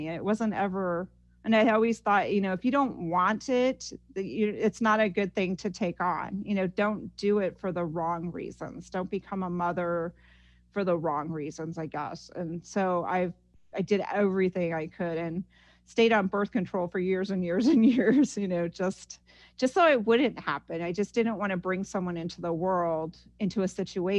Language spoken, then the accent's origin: English; Ames, Iowa, United States; now in Los Angeles, United States; growing up in Iowa was a wonderful experience for me.